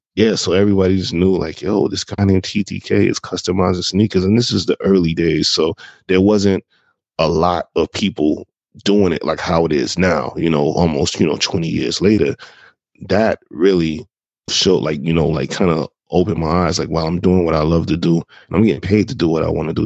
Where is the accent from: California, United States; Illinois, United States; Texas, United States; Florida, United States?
Florida, United States; Jacksonville; moved away as an adult; also born or lived in Brooklyn, New York; I'm originally from Jacksonville, Florida. That's where I'm originally from. That's where my early years were based out